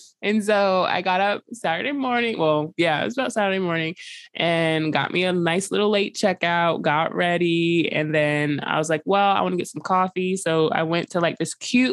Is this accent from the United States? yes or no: yes; New York City, New York, United States; I'm a New Yorker